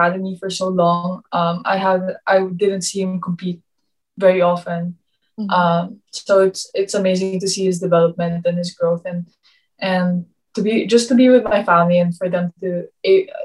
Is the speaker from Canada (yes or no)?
no; Philippines; moved away; being Filipino